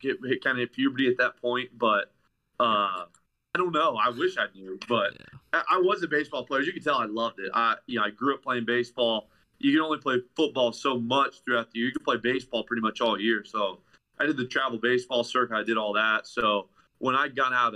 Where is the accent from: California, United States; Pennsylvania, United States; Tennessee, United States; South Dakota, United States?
Tennessee, United States; moved away as an adult; now in Ohio, United States; I'm originally from Tennessee, but I went to college in Ohio.